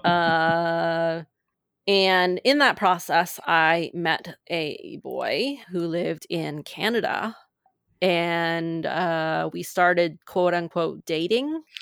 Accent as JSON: {"language": "English", "region": "Maine", "country": "United States", "tie": "born or raised there", "said": "I grew up in Maine"}